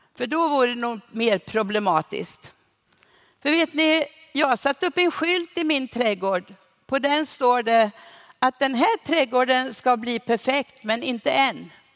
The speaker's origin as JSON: {"language": "Swedish", "country": "Sweden", "said": "vi i Sverige"}